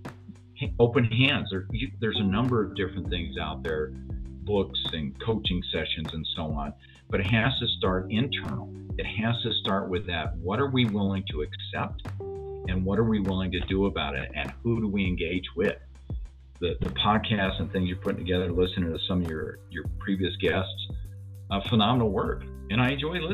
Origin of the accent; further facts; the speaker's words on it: Denver, Colorado, United States; I grew up as a white Japanese Buddhist here in Denver